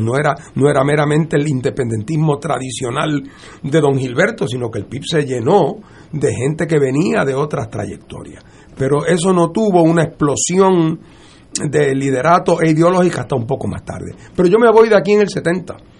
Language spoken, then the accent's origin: Spanish; Puerto Rico; moved away as an adult; also born or lived in Boston; Yo me fui de Puerto Rico en el año 1970, que me voy a estudiar leyes para Boston